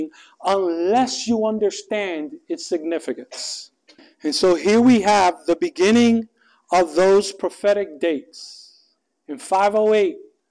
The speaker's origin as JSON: {"language": "English", "town": "New York City", "region": "New York", "country": "United States", "tie": "born or raised there", "moved": "as an adult", "said": "I grew up in New York City. I moved from New York City 11 days prior to this to study theology."}